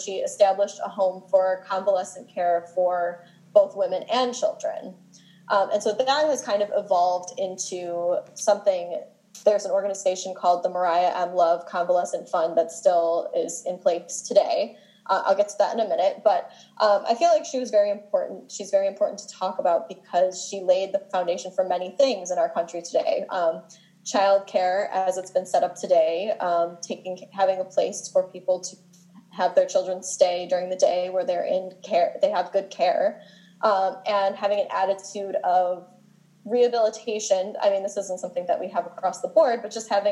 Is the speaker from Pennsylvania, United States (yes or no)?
no; Buffalo, New York, United States; I'm from Buffalo, New York